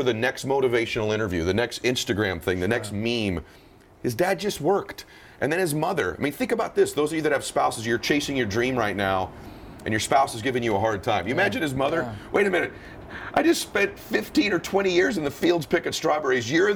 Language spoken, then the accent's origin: English; Southern California, United States; I grew up in Southern California